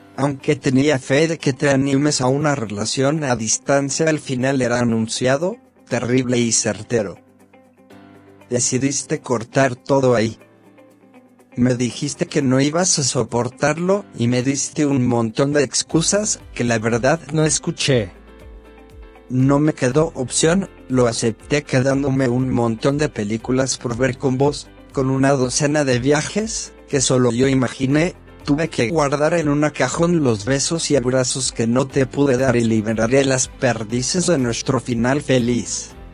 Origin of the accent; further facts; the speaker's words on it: Dolores, Buenos Aires Province, Argentina; mi pueblo, Dolores